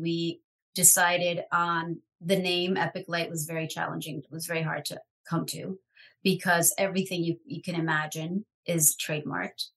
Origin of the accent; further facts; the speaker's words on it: New York City, New York, United States; I grew up in New York City